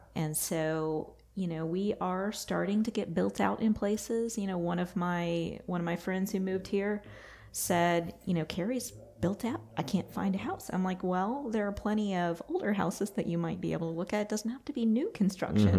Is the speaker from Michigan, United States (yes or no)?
no; Texas, United States; now in North Carolina, United States; I'm from Texas.